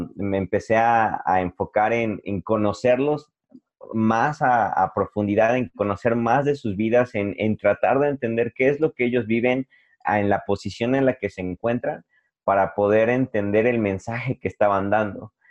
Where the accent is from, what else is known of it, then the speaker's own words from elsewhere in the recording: Puebla, Mexico; soy de Puebla